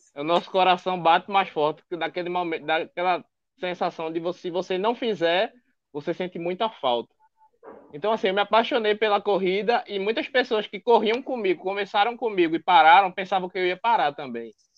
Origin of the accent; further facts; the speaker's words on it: Recife, Pernambuco, Brazil; accent: nordestino; tenho 25 anos, sou de Recife